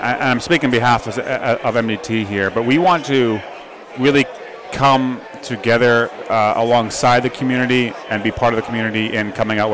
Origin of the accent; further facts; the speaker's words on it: Netherlands; moved away; I was born in Holland